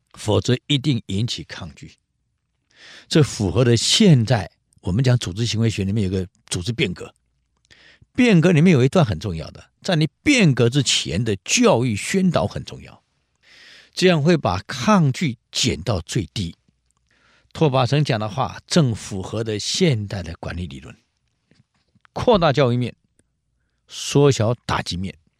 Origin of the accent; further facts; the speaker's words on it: Taiwan; 我是新竹人，吃米粉，啊。吃饭，吃稀饭，我们是这样长大的